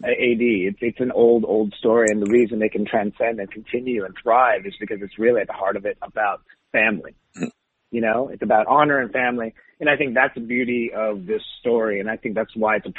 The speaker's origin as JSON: {"language": "English", "town": "Saint John", "region": "New Brunswick", "country": "Canada", "tie": "born or raised there", "also_born_or_lived": "Taiwan", "said": "when we moved from Taiwan, I was like 5. So, you know, I kind of basically was completely raised. You know, I remember a lot of Taiwan as a kid, but still I was raised mostly in Canada in a small place called St. John, New Brunswick"}